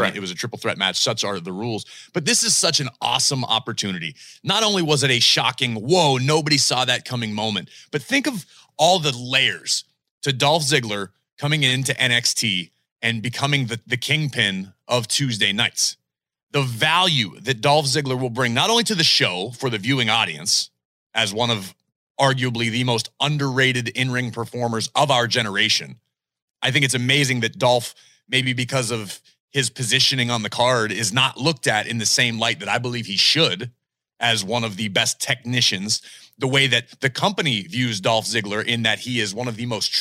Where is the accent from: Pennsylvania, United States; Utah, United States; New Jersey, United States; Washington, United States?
Pennsylvania, United States; Pittsburgh; I was born in Pittsburgh